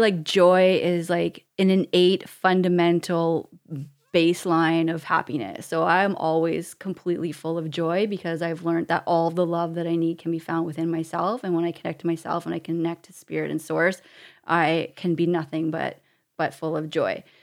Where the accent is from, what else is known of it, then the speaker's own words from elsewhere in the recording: Canada; as a Canadian. We have a passport